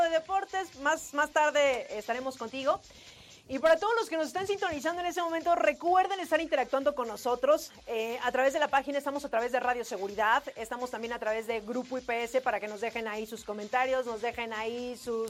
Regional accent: Mexico; also born or lived in Mexico City; como mexicanos

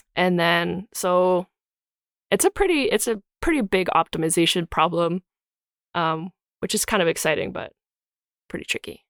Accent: Calgary, Alberta, Canada; so I grew up in Calgary

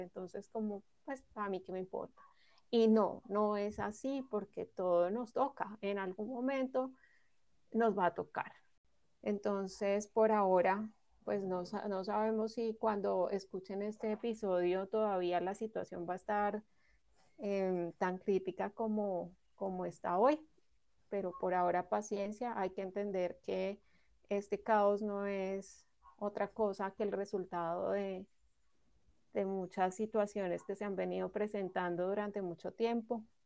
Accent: Colombia

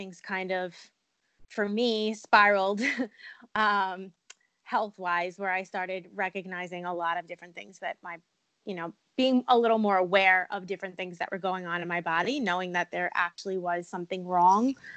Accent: Long Island, New York, United States; also born or lived in Poconos, Pennsylvania; now in Pennsylvania, United States; I currently live in the Poconos in Pennsylvania, but I am originally from Long Island, New York

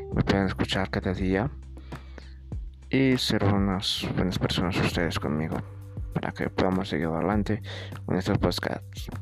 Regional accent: Tultitlán, State of Mexico, Mexico; soy de Tutitlán, Estado de México

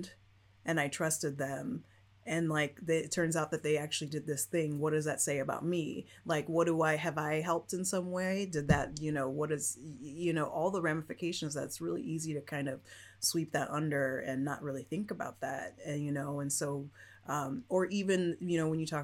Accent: Chicago, Illinois, United States; moved away; I grew up I grew up partly into the city, but mostly out of the city

